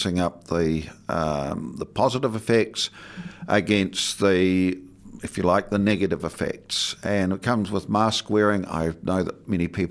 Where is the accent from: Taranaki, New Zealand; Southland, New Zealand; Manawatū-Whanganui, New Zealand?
Southland, New Zealand; now in Dunedin, New Zealand; growing up in Southland in the 50s and 60s and 70s